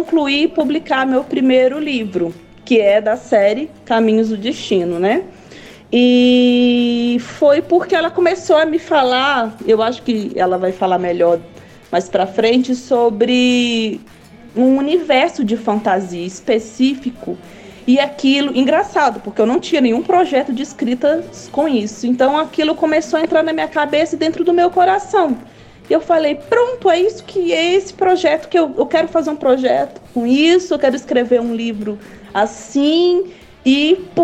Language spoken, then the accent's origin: Portuguese; Minas Gerais, Brazil; now in Brasília, Brazil; tenho 34 anos, é, sou mineira, mas moro em Brasília tem muito tempo.